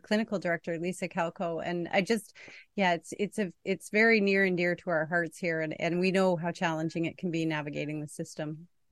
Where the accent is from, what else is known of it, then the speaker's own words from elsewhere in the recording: Canada; I'm a Canadian